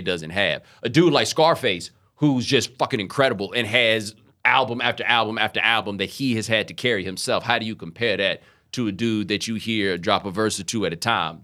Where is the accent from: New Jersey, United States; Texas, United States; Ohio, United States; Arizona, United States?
Texas, United States; Houston; moved away as an adult; also born or lived in Atlanta, Georgia; I was born in Atlanta, we moved to Houston when I was seven.